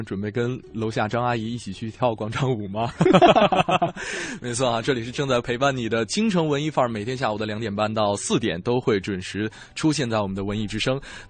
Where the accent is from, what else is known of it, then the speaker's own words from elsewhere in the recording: China; 也是用味觉联系起我们中国人这样一种家的情感。